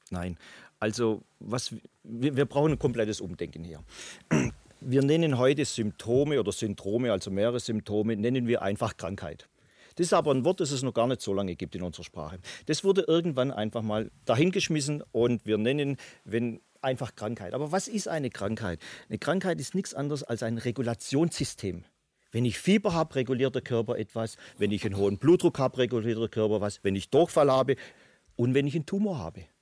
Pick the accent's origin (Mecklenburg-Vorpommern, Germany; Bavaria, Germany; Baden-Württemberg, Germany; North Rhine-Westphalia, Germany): Baden-Württemberg, Germany; ich als Schwabe sage, okay, es tut mir leid, aber ich muss Ihnen jetzt mal in den Hintern treten.